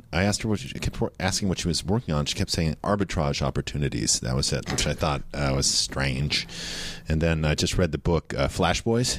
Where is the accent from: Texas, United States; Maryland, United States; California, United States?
California, United States; Carmel Valley; also born or lived in Davis, California; I grew up in Carmel Valley, California, which is not really very close to the beach, but my parents would drive me into Monterey.